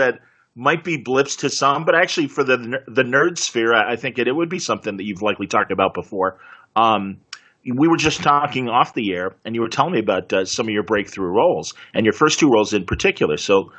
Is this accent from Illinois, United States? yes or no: yes; Wilmette, Illinois, United States; also born or lived in Chicago, United States; I grew up in Wilmette